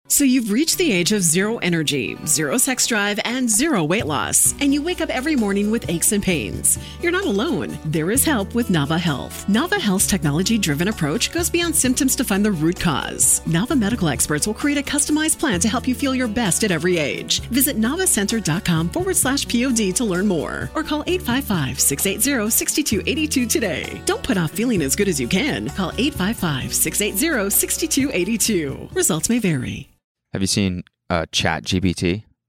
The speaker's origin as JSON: {"language": "English", "town": "Calgary", "region": "Alberta", "country": "Canada", "moved": "as an adult", "lives_now": "United States", "said": "I'm from Calgary"}